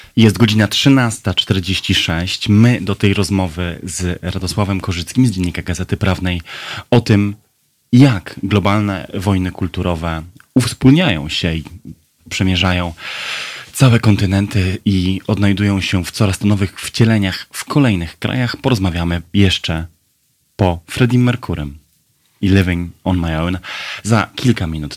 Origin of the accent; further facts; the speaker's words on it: Brzeg, Opole Voivodeship, Poland; w Brzegu, w moich rodzinnych stronach